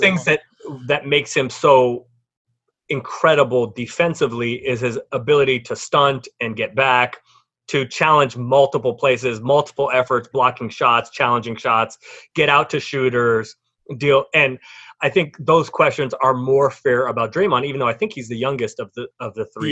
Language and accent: English; San Francisco, California, United States; I grew up in San Francisco